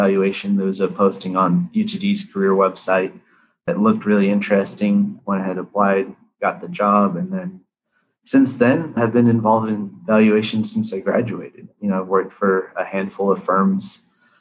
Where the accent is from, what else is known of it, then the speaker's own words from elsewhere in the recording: United States; My parents grew up, born and raised in India, and then, you know, came here. I was born in the US